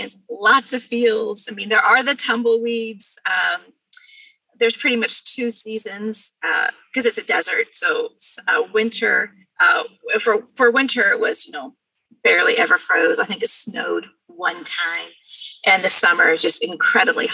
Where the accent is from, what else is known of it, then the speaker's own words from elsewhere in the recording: Bakersfield, California, United States; also born or lived in Pasadena, California; I grew up in Bakersfield